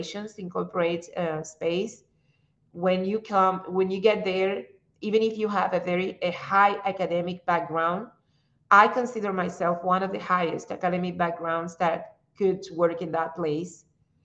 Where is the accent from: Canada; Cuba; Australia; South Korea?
Cuba; English is a second language; moved away as an adult; also born or lived in Russia; now in United States; We are defined more like Cubans than by race